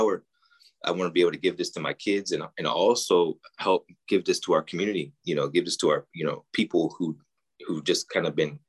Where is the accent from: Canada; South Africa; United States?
United States; Pittsburgh, Pennsylvania; now in Bay Area, United States; I'm originally from Pittsburgh, Pennsylvania.